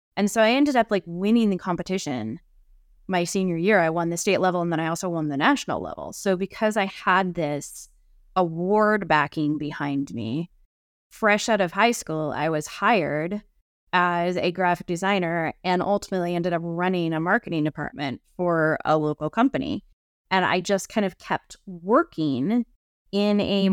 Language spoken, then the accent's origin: English; Idaho, United States; I grew up here in Idaho in the mountains